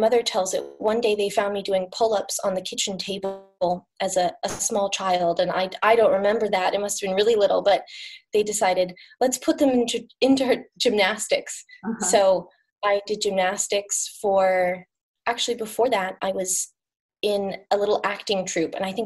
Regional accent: Portland, United States; now in Palo Alto, United States; I grew up in Portland

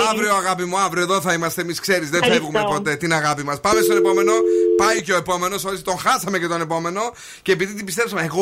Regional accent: Kordelio, Central Macedonia, Greece; Από κορδελιό.

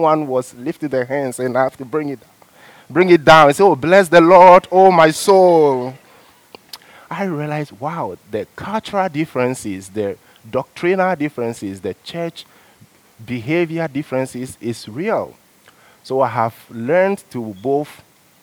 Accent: Ghana; moved away as an adult; also born or lived in China; now in Canada; Growing up in Ghana, I have a style of church which I used to religiously

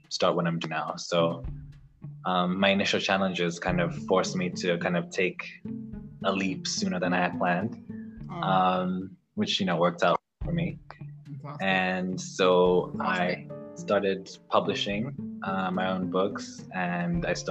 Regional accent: Uganda; also born or lived in Johannesburg, South Africa; I'm talking from Kampala, Uganda. I'm from Uganda.

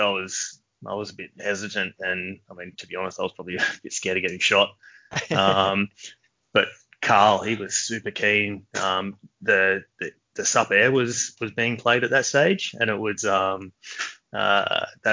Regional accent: Sydney, New South Wales, Australia; I've always been a hills boy pretty much my whole life

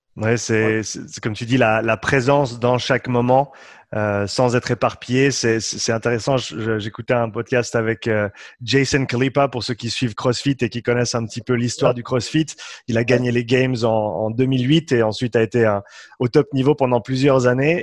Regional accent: Switzerland; Je suis suisse. Moitié suisse, moitié irlandais.

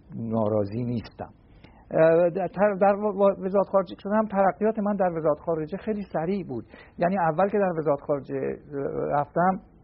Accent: Shemiranat, Tehran Province, Iran; من در شمیرانات متولد شدم

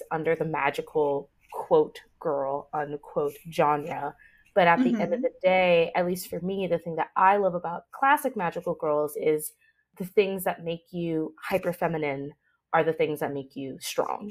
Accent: United States; being a 90s, early 2000s kid in the West, growing up in America

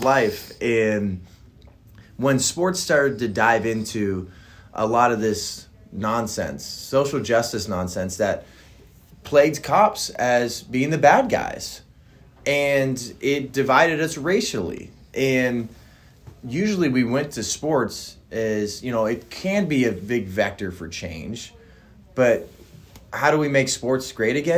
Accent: San Francisco Bay Area, East Bay near Oakland, California, United States; I was born in the Bay Area, the San Francisco Bay Area, right outside of Oakland in the East Bay. And, you know, I grew up loving Bay Area sports.

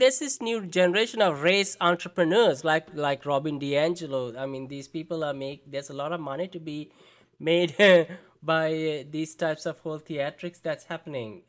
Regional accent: India; accent: Indian; I gotta exaggerate it now to sound more Indian

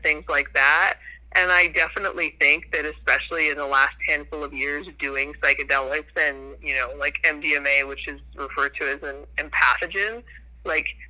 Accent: New Hampshire, United States; I grew up in New Hampshire

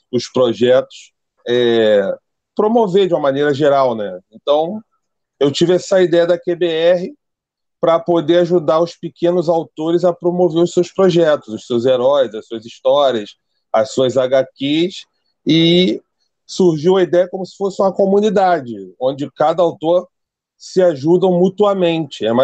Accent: Rio de Janeiro, Brazil; Eu sou do Rio de Janeiro, zona oeste do Rio. Bangu, terra boa, para quem conhece aí, lugar mais quente do Rio.

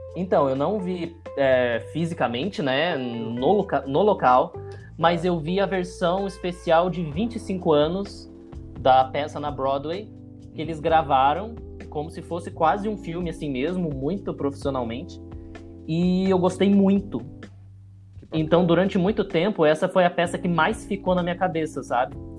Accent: Cambuí, Minas Gerais, Brazil; now in São João del-Rei, Brazil; Eu nasci em Cambuí, Minas Gerais, é bem no sul de Minas, dá tipo duas horas de São Paulo

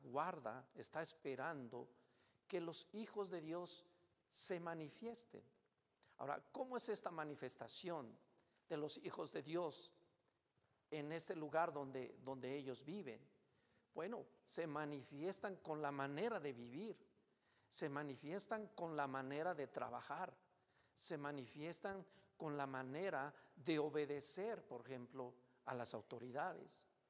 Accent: Mexico; Como mexicanos

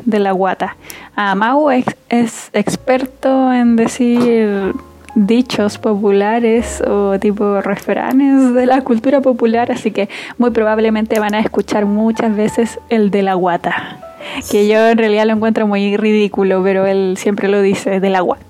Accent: Antofagasta, Chile; now in Santiago, Chile; yo soy de Antofagasta, pero ahora estoy viviendo en Santiago

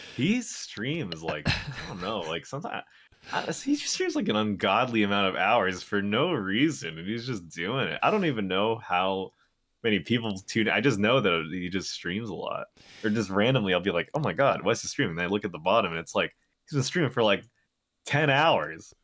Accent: New York, United States; I'm from New York, Um, but I'm actually, like, not even from New York City. I'm, like, a f, an hour-ish, uh, bus ride away

